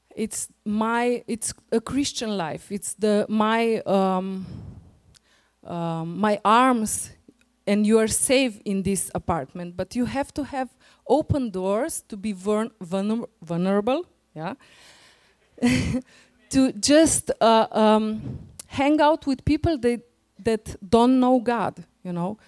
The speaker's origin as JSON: {"language": "English", "country": "Slovenia", "second_language": "English", "said": "We are coming from Slovenia."}